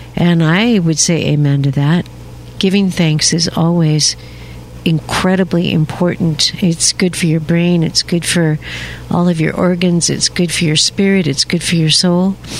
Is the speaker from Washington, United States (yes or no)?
yes; Seattle, Washington, United States; now in Alabama, United States; I was born and raised in Seattle, Washington